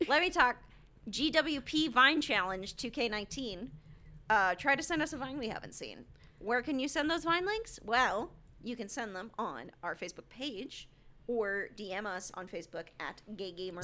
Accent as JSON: {"language": "English", "country": "United States", "said": "I'm an American"}